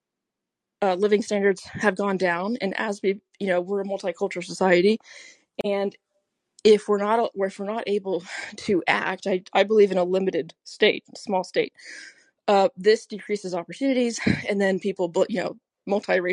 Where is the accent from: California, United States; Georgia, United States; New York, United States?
New York, United States; I'm from New York.